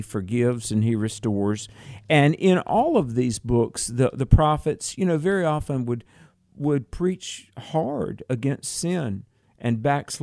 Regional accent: Southern United States, United States; I'm a Southerner in terms of America

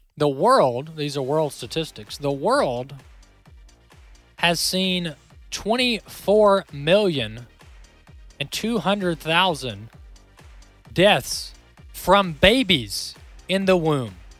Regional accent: Mississippi, United States; Mississippi, the Magnolia State, my home state

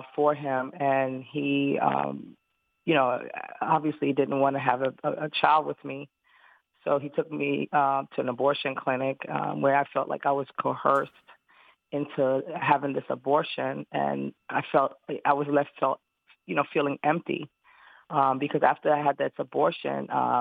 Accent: New York City, New York, United States; I was living in New York City because I'm originally from Brooklyn, New York

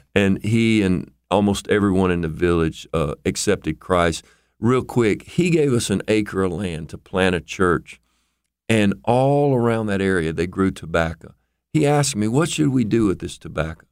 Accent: United States; as an American

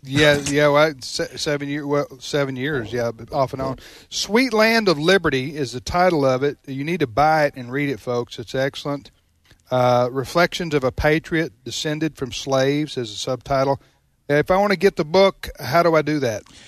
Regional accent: Mississippi, United States; I grew up in Mississippi and, and in the seventies we, we, we were integrated by then

